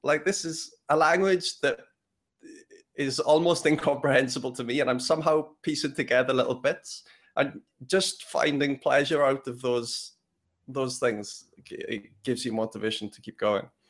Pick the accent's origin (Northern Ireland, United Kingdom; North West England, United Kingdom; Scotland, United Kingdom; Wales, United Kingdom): Wales, United Kingdom; moved away; also born or lived in London; I come from, I grew up in Wales